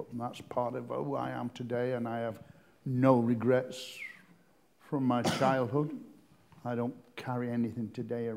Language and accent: English; Blackpool, North West England, United Kingdom; I'm born and bred in Blackpool, brought up on Mearside, a loving family